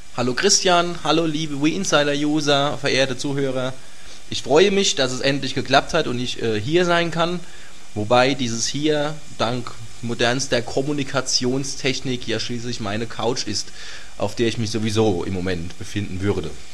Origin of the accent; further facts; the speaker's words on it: Göllheim, Rhineland-Palatinate, Germany; also born or lived in Worms / Kaiserslautern; Ich bin geboren in Worms, und äh, in Göllheim aufgewachsen. Das liegt äh, mitten in der Nordpfalz